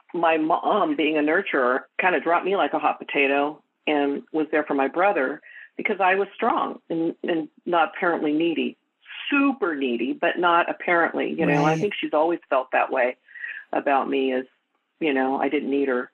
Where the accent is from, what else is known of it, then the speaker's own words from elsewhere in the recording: Edmonton, Alberta, Canada; born there; So I was born in Edmonton, Alberta, Canada. And I was relinquished.